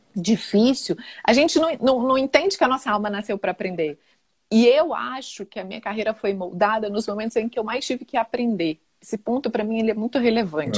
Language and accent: Portuguese; interior of Minas Gerais, Brazil; moved away; also born or lived in Rio de Janeiro; eu sou do interior de Minas e tinha ido para o Rio